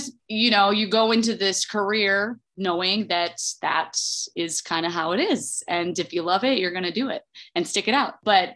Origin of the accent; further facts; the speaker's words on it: Toledo, Ohio, United States; I'm from Toledo, Ohio originally, and I started going to these Saturday morning classes at the Toledo Rep Theater